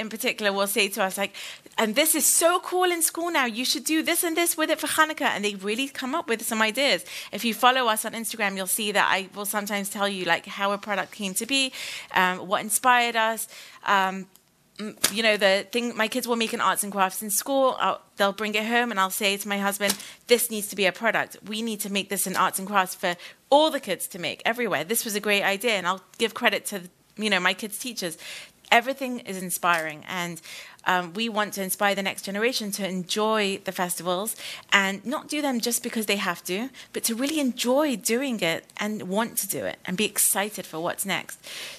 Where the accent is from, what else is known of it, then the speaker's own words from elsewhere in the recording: United Kingdom; We're both British, so it was very complicated.